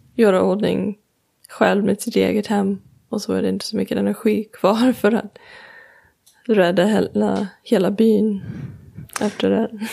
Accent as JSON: {"language": "Swedish", "region": "Colorado", "country": "United States", "second_language": "Swedish", "moved": "yes", "lives_now": "Sweden", "said": "jag kommer från Colorado"}